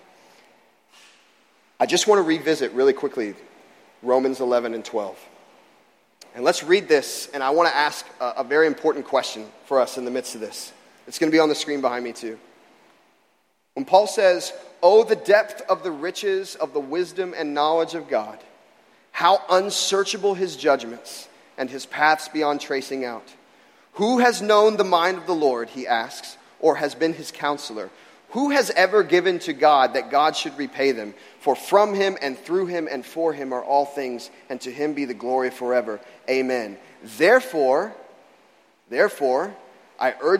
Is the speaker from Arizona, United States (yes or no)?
no; Florida, United States; moved away; I grew up in Florida